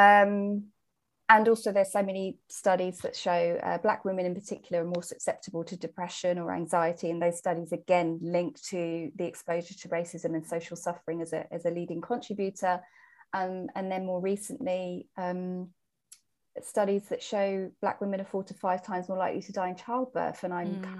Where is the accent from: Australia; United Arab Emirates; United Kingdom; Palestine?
United Kingdom; England; I am English. I'm British.